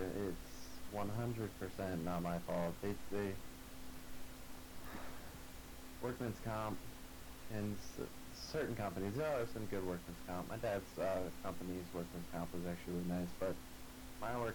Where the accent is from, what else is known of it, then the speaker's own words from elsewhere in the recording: the South, United States; I was raised in the South, a Southern man